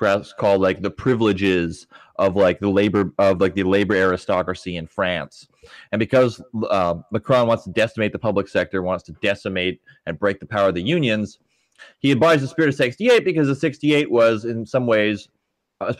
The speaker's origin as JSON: {"language": "English", "country": "United States", "said": "being an American"}